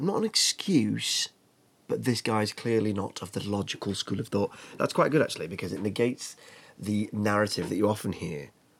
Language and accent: English; the north of England, United Kingdom; accent: northern